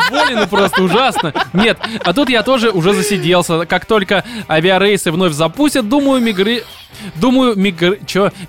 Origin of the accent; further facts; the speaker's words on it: Almaty, Kazakhstan; moved away as an adult; also born or lived in Moscow; now in Innopolis, Russia; А сам я из Казахстана, родился и вырос в славном городе Алматы. А в Москву пригласила IT-компания